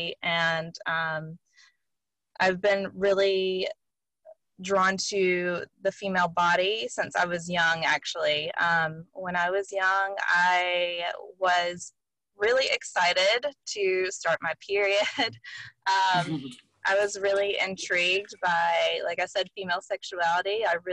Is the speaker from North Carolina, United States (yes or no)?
yes; Western North Carolina, United States; I grew up in the Bible Belt in Western North Carolina